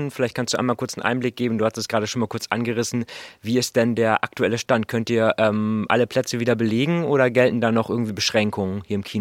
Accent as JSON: {"language": "German", "town": "Vechta", "region": "Lower Saxony", "country": "Germany", "tie": "born there", "said": "Ja, ich bin ja gebürtiger Fechtar."}